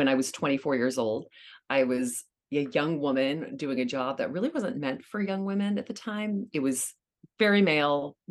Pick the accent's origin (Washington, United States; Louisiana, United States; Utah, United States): Louisiana, United States; now in New York City, United States; And I grew up in Louisiana